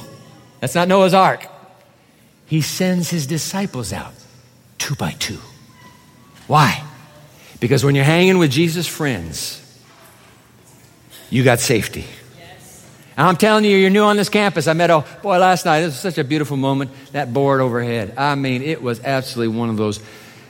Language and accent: English; Singapore; also born or lived in Japan; I grew up in Singapore as well as Japan. Went to school in Singapore.